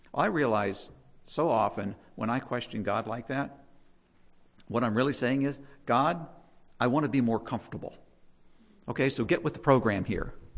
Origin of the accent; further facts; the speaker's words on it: United States; we're American